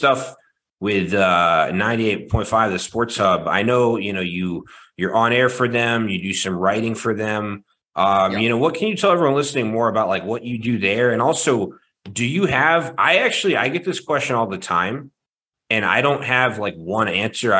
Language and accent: English; Baltimore, Maryland, United States; moved away as an adult; now in Boston, United States; I grew up in Baltimore, Maryland, and then I went to college in the Boston area. And that was when I started doing these different sports broadcasting internships. And I never left Boston after I graduated.